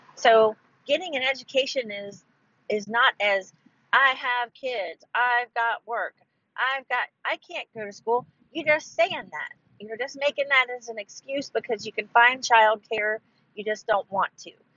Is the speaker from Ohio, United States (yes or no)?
yes; Ohio, United States; moved away as an adult; now in Texas, United States; I'm from originally from Ohio